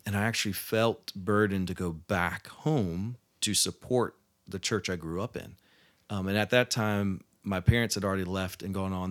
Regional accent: Virginia, United States; moved away; also born or lived in Roanoke, Virginia; growing up in Virginia

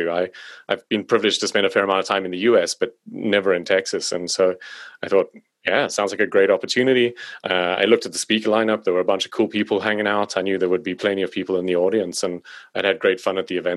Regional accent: South Africa; accent: South African; apparently my accent is not very South African.

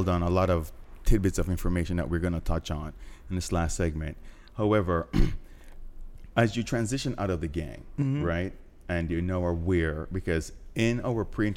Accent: Jamaica; I'm from Jamaica

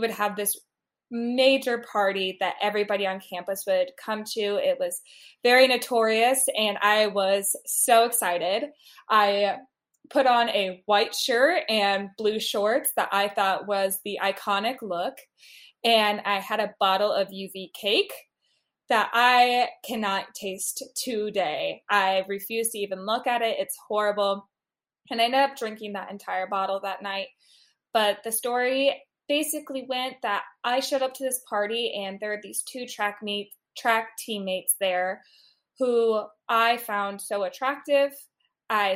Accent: Midwest, United States; also born or lived in Washington, D.C.; I have been born and raised in the Midwest

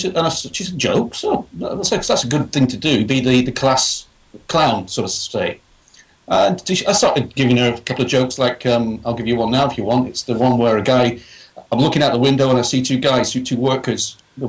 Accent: England, United Kingdom; I'm a small guy. I'm English with long hair and a beard.

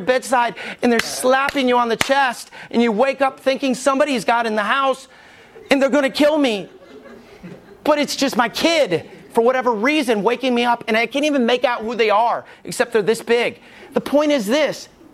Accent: Alabama, United States; moved away; also born or lived in Knoxville, Tennessee; I was from Alabama

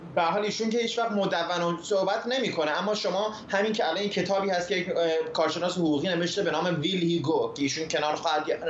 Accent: Iran; now in United States; ما که ایرانی هستیم

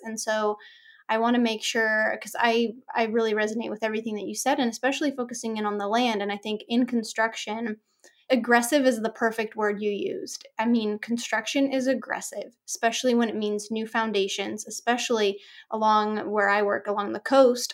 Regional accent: Orange County, Southern California, United States; I grew up here in Southern Cal, in Orange County, in suburbia

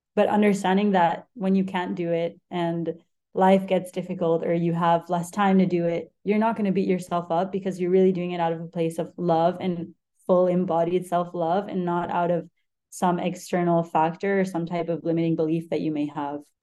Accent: Argentina; moved away; also born or lived in Spain; I'm from Spain. I grew up in Argentina

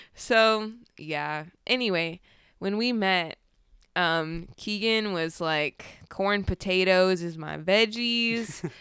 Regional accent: California, United States; I grew up in California

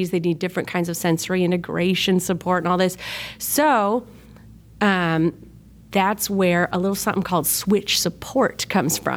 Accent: Rochester, New York, United States; Um, I am originally from Rochester, New York. That's upstate. We have a really flat accent like Chicago

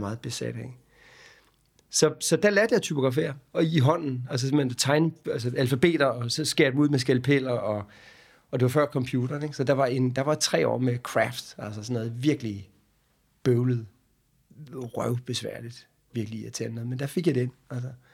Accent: Hårby, Southern Denmark, Denmark; Jeg er født i Hårby, på Vestfyn, øh, ned på Assens sygehus, øh, og så opvokset i byen Hårby

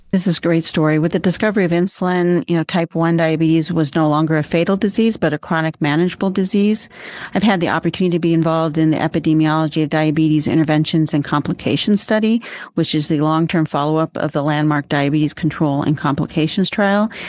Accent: Cleveland, Ohio, United States; I grew up right here in Cleveland area

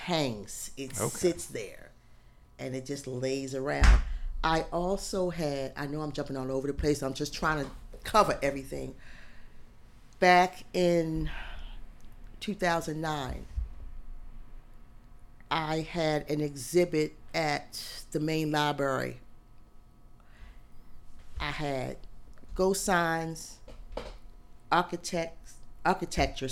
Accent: Baltimore, Maryland, United States; I grew up in Baltimore

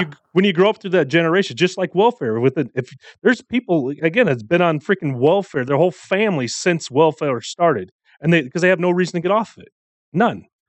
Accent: United States; I am born here. I was raised here

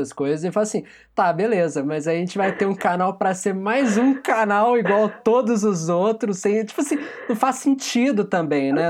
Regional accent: Brazil; nós, enquanto brasileiros

